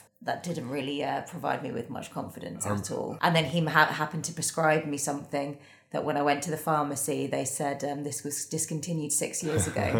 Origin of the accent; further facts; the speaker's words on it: Norwich, East of England, United Kingdom; Also my hometown.